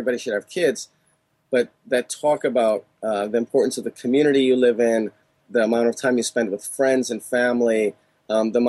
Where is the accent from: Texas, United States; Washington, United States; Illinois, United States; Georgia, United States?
Illinois, United States; Chicago; now in California, United States; in Chicago when I grew up and now in California